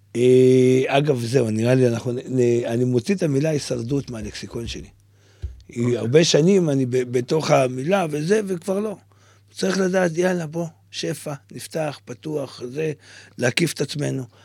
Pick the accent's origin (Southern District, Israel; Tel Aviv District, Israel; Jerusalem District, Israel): Southern District, Israel; Tze'elim; ילד שגדל באיזה כפר באמצע המדבר